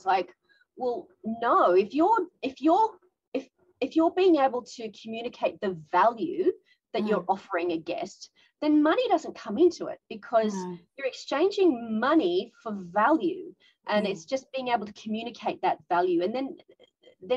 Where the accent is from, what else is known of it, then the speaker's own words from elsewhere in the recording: Australia; now in Tokyo, Japan; I'm an Australian woman living in Japan